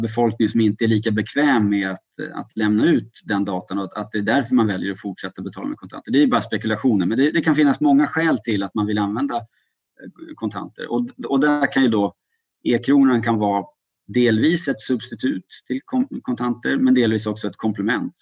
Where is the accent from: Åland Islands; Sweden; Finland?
Sweden